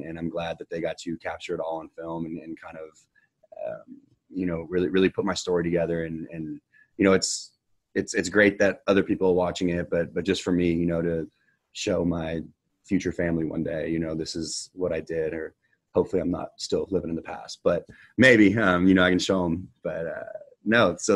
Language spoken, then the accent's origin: English; Katy, Texas, United States; born or raised there